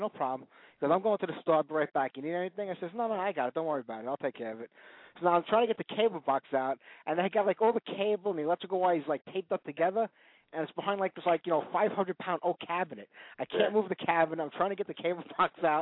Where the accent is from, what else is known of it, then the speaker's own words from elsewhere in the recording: New York City, New York, United States; I came from Brooklyn like Tommy